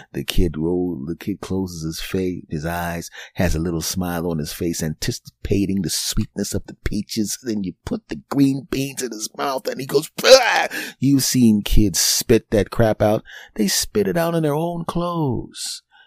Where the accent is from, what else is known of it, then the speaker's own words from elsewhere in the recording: Philadelphia, Pennsylvania, United States; moved away; my hometown team, the Philadelphia Eagles